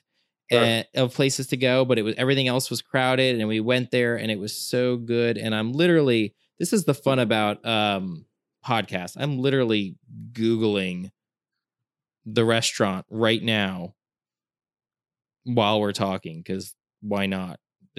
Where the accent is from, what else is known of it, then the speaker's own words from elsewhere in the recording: Fishkill, New York, United States; I'm a Hudson Valley native, so it's not a diss against the Hudson Valley. I just think it's funny I grew up in Dutchess County, so okay. I grew up in Fishkill